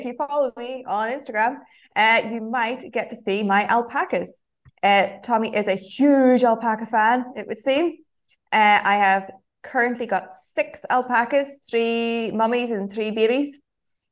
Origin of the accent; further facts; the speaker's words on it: County Fermanagh, Northern Ireland, United Kingdom; accent: Fermanagh; my Fermanagh accent